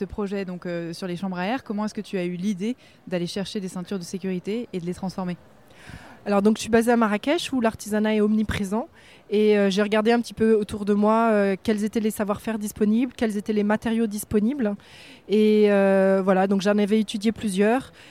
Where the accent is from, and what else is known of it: France; now in Morocco